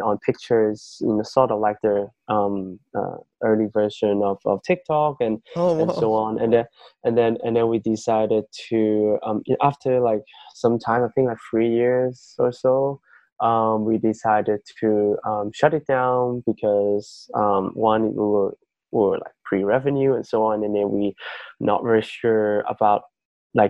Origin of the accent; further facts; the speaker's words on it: Yunnan, China; moved away; my hometown, it's in a province in mainland China called Yunnan.